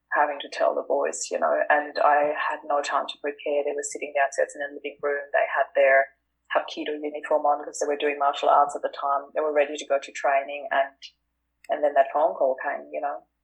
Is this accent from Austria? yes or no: yes; Austria; moved away as an adult; now in Australia; I am originally from Austria. I moved to Australia in 2004